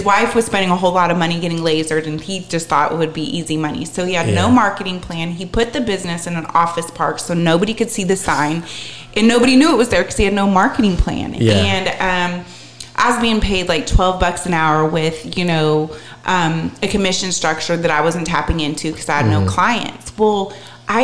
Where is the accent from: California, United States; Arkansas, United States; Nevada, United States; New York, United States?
California, United States; Northern; moved away as an adult; now in Charlotte, United States; I grew up in Northern California with a liberal Jewish family